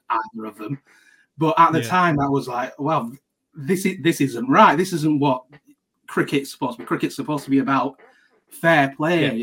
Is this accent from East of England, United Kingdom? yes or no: no; Lancashire, North West England, United Kingdom; I'm from Lancashire